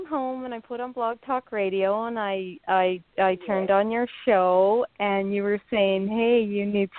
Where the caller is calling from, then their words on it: Northern Ontario, Canada; I'm calling from Canada. It's Northern Ontario, one of the provinces, very far north.